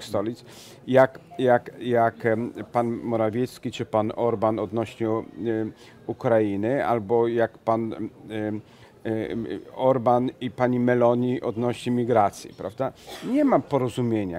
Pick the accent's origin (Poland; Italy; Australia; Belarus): Italy; Venice, Veneto; moved away; jestem z Wenecji